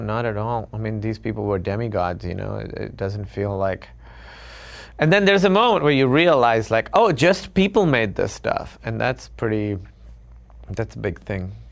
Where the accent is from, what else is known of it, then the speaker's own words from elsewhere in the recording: Karachi, Sindh, Pakistan; moved away as an adult; now in United States; growing up in Karachi